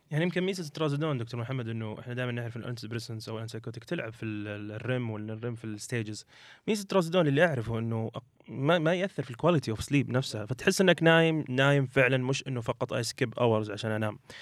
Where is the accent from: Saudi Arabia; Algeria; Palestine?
Saudi Arabia; عندنا في السعوديه